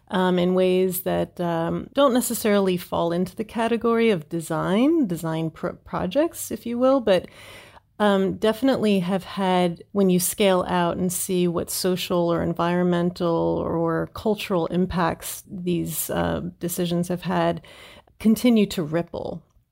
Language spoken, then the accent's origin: English; New Jersey, United States; And I was born in New Jersey. I am what they call a Jersey girl.